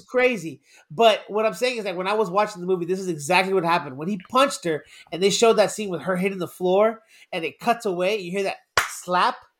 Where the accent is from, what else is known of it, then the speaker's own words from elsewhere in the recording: Miami, Florida, United States; I'm from Miami